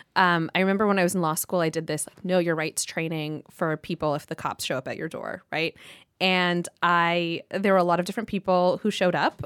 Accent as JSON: {"language": "English", "region": "Southern California", "country": "United States", "said": "I'm from Southern California, I'm Pakistani Muslim"}